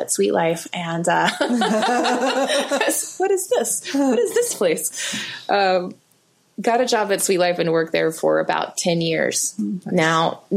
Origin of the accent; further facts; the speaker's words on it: South Alabama, United States; moved away; also born or lived in Eugene; I grew up in South Alabama, right close to the coast.